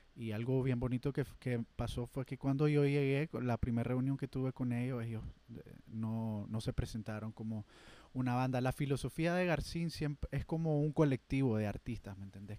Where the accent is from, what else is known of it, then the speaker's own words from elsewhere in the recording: Matagalpa, Nicaragua; moved away as an adult; now in Managua, Nicaragua; yo soy de Matagalpa